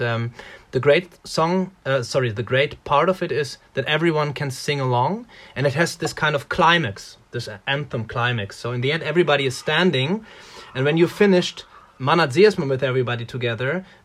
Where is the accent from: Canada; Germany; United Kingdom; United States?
Germany; English is a second language; now in Latvia; Like I'm coming from Germany, from a from a from a um, workers region, and the first thing I find absolutely amazing is the uh, is the um, life close to nature.